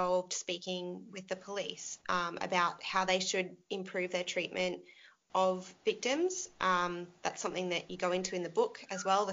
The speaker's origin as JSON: {"language": "English", "region": "Queensland", "country": "Australia", "moved": "yes", "said": "we're all from Queensland originally"}